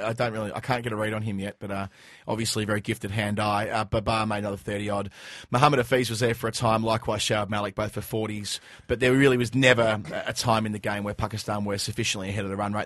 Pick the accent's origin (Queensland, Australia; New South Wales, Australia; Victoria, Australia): Victoria, Australia; Dandenong; I, I grew up in Dandenong